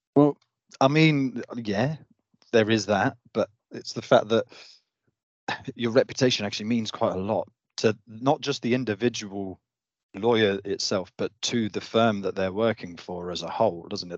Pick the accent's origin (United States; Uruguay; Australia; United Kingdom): United Kingdom; Devon, South West England; I'm from Devon now, but, yeah, a small